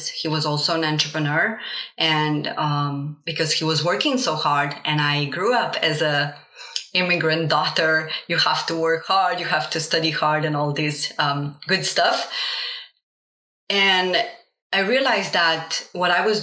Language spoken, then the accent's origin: English; Slovenia; first language Slovenian and Bosnian; English is a second language; moved away as an adult; now in Stockholm, Sweden; I am an immigrant kid born in Slovenia to Bosnian parents. So I grew up as a bilingual, Slovenian and Bosnian